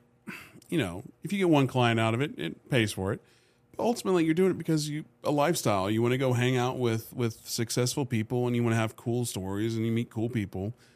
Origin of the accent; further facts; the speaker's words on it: United States; also born or lived in Dubai; being an American with a passport.